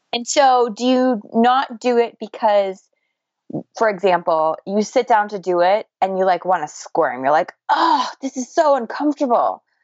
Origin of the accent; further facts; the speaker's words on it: United States; accent: American; my American accent